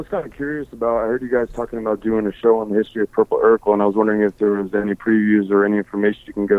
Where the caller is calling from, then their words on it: San Francisco, California, United States; I'm calling from San Francisco. I'm up here in NorCal.